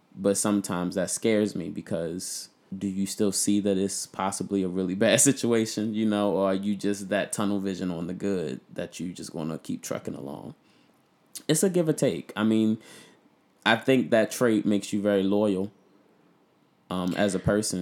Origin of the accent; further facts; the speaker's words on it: Baltimore, Maryland, United States; I'm from Baltimore